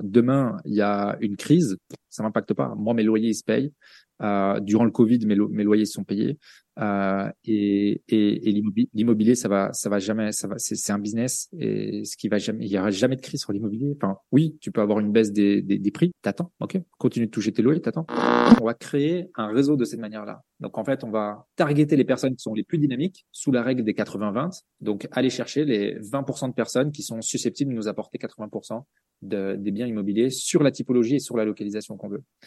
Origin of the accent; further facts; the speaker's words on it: Belgium; à la base je suis belge